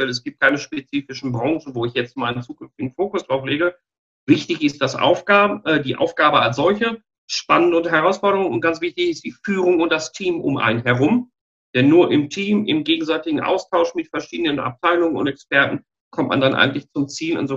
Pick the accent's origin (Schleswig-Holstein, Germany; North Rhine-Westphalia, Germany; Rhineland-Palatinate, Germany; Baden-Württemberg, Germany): North Rhine-Westphalia, Germany; Dortmund; moved away as an adult; also born or lived in China; now in Regensburg, Germany; Ursprünglich komme ich aus dem Ruhrgebiet, aus, ah. aus, aus Dortmund, aber es hat mich jetzt mit der Continental nach Bayern verschlagen, was äh, kulturell wie menschlich sehr interessant ist und mittlerweile zu meiner zweiten Heimat geworden.